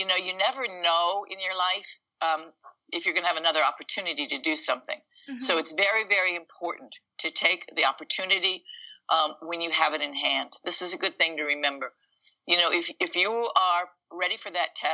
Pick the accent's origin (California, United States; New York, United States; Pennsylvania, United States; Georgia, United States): New York, United States; Syracuse; I was from Syracuse, New York